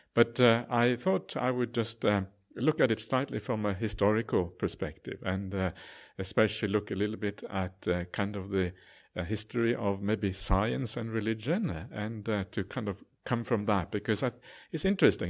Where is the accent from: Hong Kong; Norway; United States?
Norway; now in Australia; I'm actually an Aussie citizen now as well, so I'm kind of a, I call myself a Aus-, Auswegian, half Aussie, half Norwegian